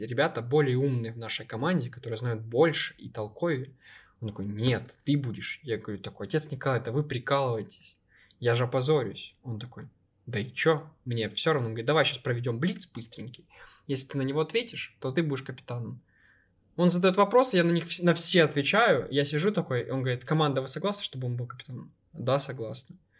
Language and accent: Russian; Ukraine; я из Украины